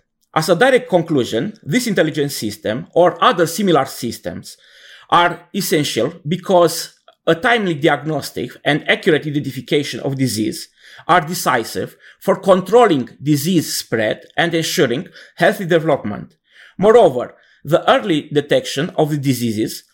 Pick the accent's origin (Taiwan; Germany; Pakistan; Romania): Romania; I'm from Romania, and I am professor at the Gheorghe Sachi Technical University of Iași